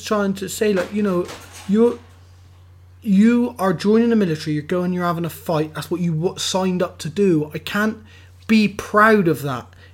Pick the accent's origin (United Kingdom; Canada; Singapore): United Kingdom; England; I'm English again tomorrow and I'll be English again in 3 years' time